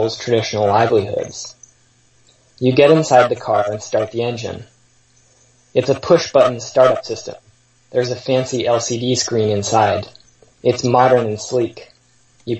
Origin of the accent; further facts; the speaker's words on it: Seattle, Washington, United States; I grew up in Seattle in the post-WTO era